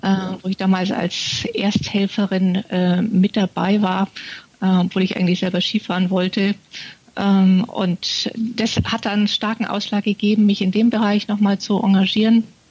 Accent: Munich, Bavaria, Germany; moved away as an adult; also born or lived in Tanzania; ich bin geborene Münchnerin

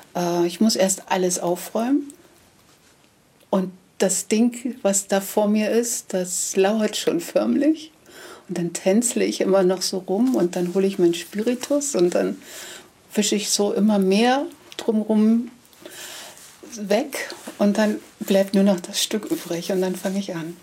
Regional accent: Karstädt, Brandenburg, Germany; also born or lived in Meissen / Heiligendamm / Schwerin; now in Sukow, Germany; ich komme gebürtig aus dem Bezirk Schwerin. Karstedt ist der Ort.

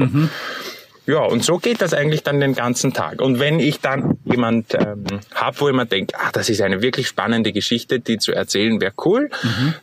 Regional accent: Austria; bei uns in Österreich

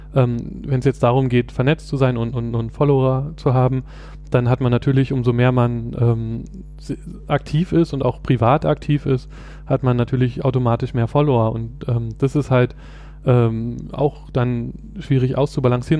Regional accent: Berlin, Germany; ich komme aus Berlin, äh, bin hier geboren und aufgewachsen

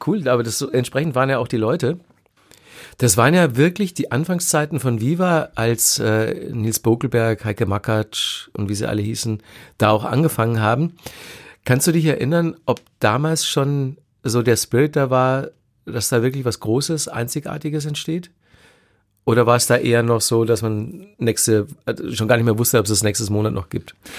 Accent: Ingolstadt, Bavaria, Germany; in Ingolstadt damals, wo ja. ich herkomme

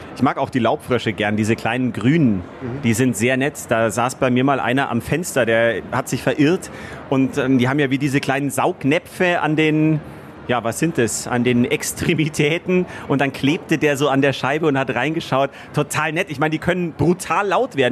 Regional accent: Munich, Bavaria, Germany; ich bin ein waschechter Bayer, ein waschechter Münchner, in München eben geboren

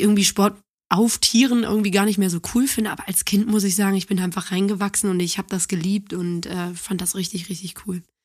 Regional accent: Neuss, North Rhine-Westphalia, Germany; born or raised there; also born or lived in Düsseldorf / Cologne

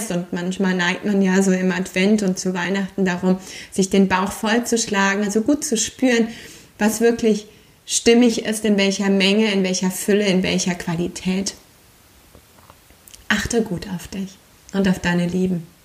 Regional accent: Aachen, North Rhine-Westphalia, Germany; Dass eine abschließt und eine neue in meiner Heimatstadt in Aachen beginnt und ich Yin-Yoga weiter ins Leben tragen kann.

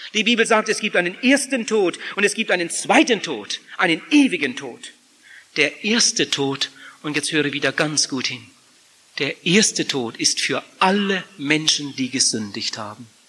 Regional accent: Germany; Bei uns in Deutschland

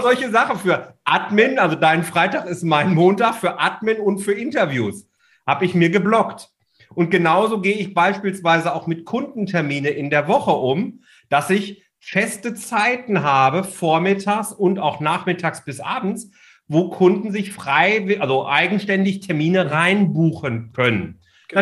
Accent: Ruhr area, North Rhine-Westphalia, Germany; Also ich bin ja ein Kind des Ruhrgebiets, komme ja daher

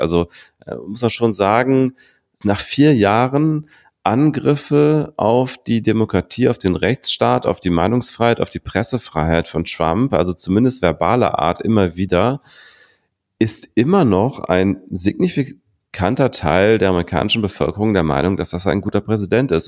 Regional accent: Berlin, Germany; Ich als Berliner

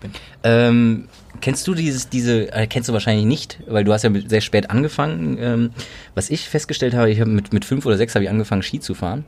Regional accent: Cologne, North Rhine-Westphalia, Germany; als gebürtiger Kölner

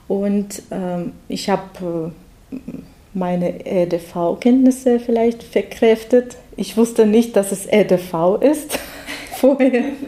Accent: Russia; German is a second language; moved away as an adult; now in Germany; ich komme aus Russland

